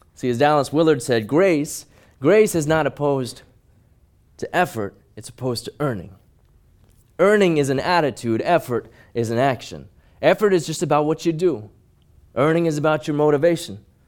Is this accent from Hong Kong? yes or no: yes; Hong Kong; But I grew up in Hong Kong, and I was small even by Hong Kong standards